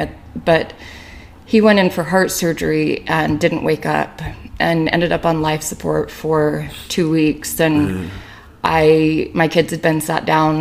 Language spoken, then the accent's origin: English; St. George, Utah, United States; moved away; also born or lived in Las Vegas, Nevada; I was born in St. George